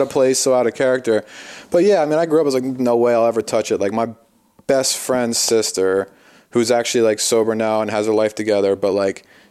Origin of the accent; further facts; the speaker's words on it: Philadelphia, Pennsylvania, United States; I'm from the East Coast, I'm from Philadelphia.